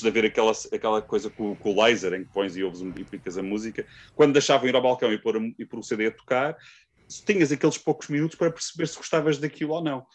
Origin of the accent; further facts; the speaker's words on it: Amadora, Lisbon, Portugal; eu sou da Amadora, uh, uma cidade perto de Lisboa